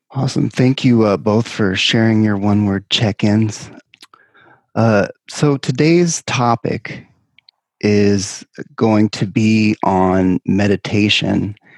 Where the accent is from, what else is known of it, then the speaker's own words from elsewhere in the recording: California, United States; my home state of California